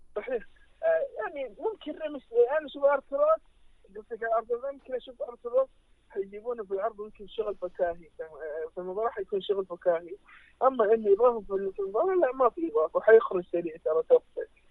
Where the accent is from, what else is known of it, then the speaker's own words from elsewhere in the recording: Saudi Arabia; احنا كجمهور سعودي عربي